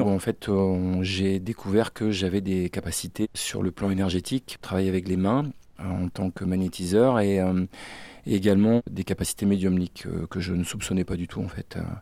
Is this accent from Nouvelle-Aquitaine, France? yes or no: no; Brest, Brittany, France; je suis originaire de la Bretagne, du bout de la Bretagne, le Finistère, là où je suis né, à Brest très exactement